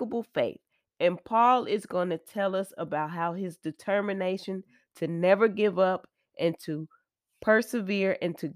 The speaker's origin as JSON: {"language": "English", "region": "Texas", "country": "United States", "moved": "yes", "said": "I'm from Texas also, so I love my home state."}